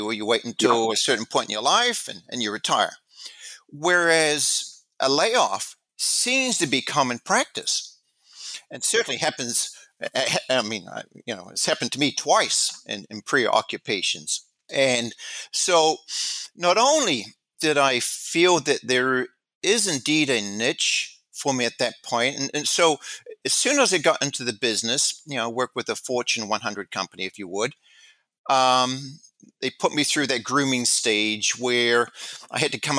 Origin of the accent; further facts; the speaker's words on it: New Zealand; moved away as an adult; I came from New Zealand. I came to this country knowing very little people. I had no family.